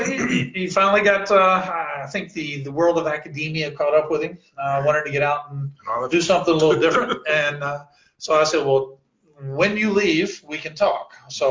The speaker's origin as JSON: {"language": "English", "region": "Western Kentucky", "country": "United States", "tie": "born or raised there", "also_born_or_lived": "Louisville, Kentucky / Murray, Kentucky / Memphis, Tennessee", "said": "I was actually born here in Louisville, so Louisville is home, and we grew up over in Western Kentucky."}